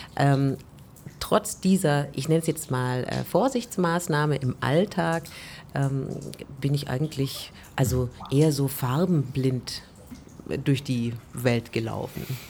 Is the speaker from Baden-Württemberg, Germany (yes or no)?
yes; Korntal, Baden-Württemberg, Germany; also born or lived in Stuttgart; ich bin in Korntal groß geworden